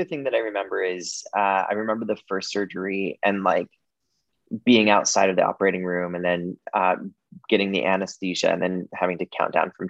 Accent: Wyoming, United States; now in Toronto, Canada; I grew up in the state of Wyoming

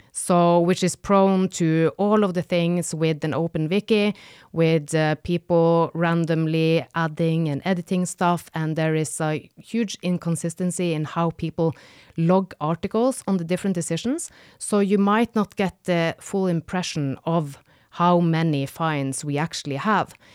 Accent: Northern Norway, Norway; moved away; I am from the north of Norway, where it gets really dark for several months.

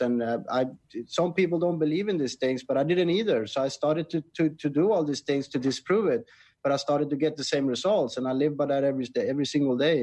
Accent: Sweden; moved away as an adult; now in Thailand; I'm originally from Sweden, and I was never happy there

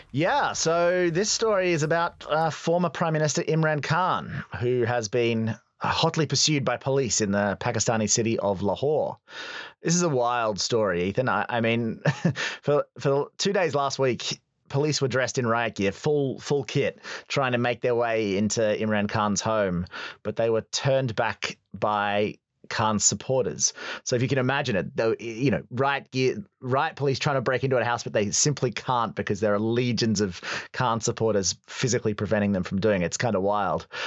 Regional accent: Australia; as a young boy growing up in Australia

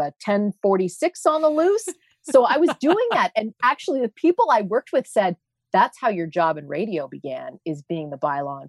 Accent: Ottawa, Ontario, Canada; also born or lived in Toronto; at Ottawa City Hall, which is where I grew up. I was born in Toronto.

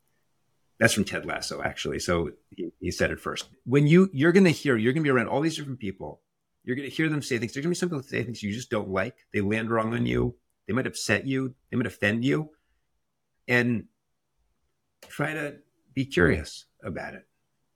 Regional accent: New Haven, Connecticut, United States; We grew up in Connecticut. I grew up in New Haven, Connecticut.

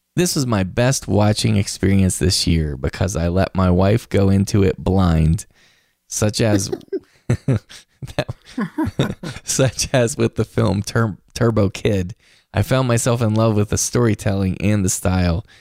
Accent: West Virginia, United States; moved away; visiting home in West Virginia. I saw it in my hometown theater

